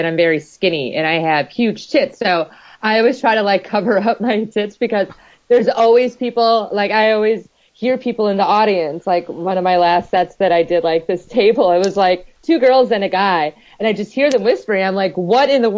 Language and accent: English; Wisconsin, United States; moved away; also born or lived in California / New York; That's where I'm originally from